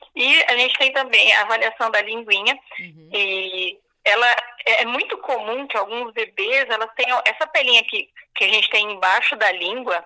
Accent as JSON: {"language": "Portuguese", "town": "Araraquara", "region": "São Paulo", "country": "Brazil", "said": "eu sou de Araraquara."}